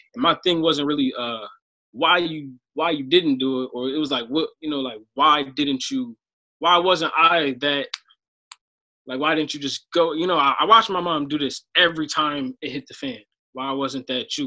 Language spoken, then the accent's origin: English; Sicklerville, New Jersey, United States; I'm from Sicklerville, New Jersey.